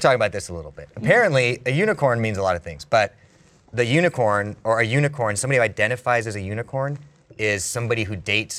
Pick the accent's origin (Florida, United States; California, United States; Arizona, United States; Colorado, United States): California, United States; I'm from the Valley.